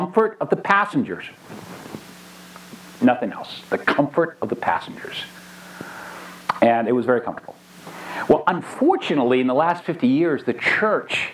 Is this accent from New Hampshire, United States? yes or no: yes; New Hampshire, United States; I grew up here in New Hampshire in a pastor's old Baptist church